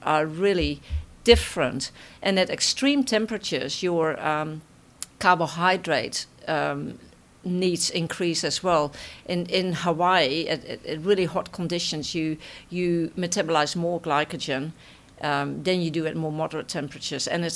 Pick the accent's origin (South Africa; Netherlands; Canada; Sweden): Netherlands; accent: Dutch; moved away; my Dutch accent